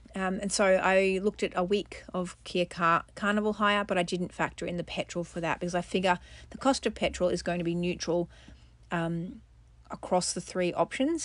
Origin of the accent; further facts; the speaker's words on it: Australia; I'm an Australian mum to four children